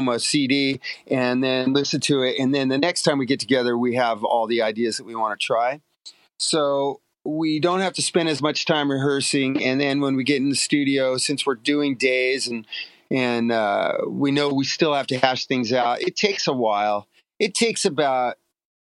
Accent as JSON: {"language": "English", "town": "Long Beach", "region": "California", "country": "United States", "tie": "born or raised there", "said": "I grew up in Long Beach"}